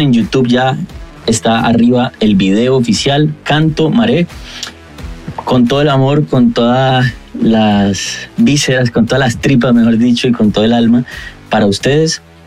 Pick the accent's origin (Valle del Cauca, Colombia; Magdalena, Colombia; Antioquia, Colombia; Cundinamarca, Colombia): Valle del Cauca, Colombia; Cali; cantautor colombiano, caleño